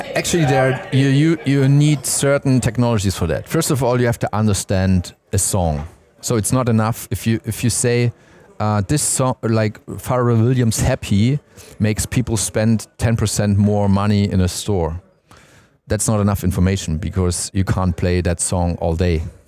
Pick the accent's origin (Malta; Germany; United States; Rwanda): Germany; Stuttgart, Baden-Württemberg; I'm from Stuttgart